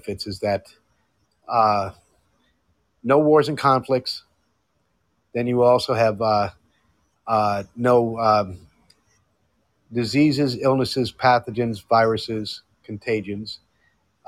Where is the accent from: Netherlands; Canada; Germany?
Netherlands; moved away; I grew up in Europe, in Netherlands